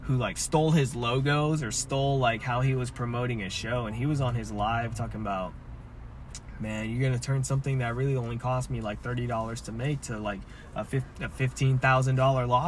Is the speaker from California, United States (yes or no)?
yes; Bay Area, California, United States; I'm from the Bay Area.